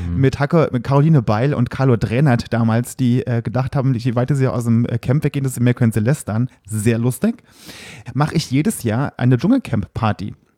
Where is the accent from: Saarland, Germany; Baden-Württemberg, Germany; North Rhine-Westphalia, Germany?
Saarland, Germany; moved away; im Saarland, wo ich herkomme